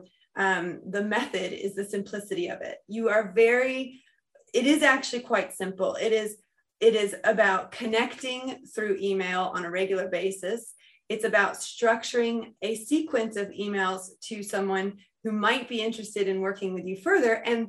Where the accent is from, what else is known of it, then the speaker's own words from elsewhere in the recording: United States; now in United Kingdom; I'm American in the UK